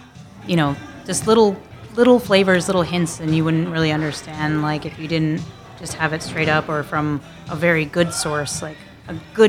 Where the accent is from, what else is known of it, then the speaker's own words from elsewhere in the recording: Albuquerque, New Mexico, United States; I grew up in Albuquerque, New Mexico.